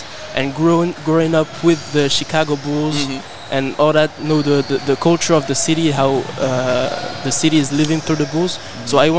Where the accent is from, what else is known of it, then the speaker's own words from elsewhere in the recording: France; also born or lived in Morocco; personally I grew up in France and in Morocco, but anyway, I grew up overseas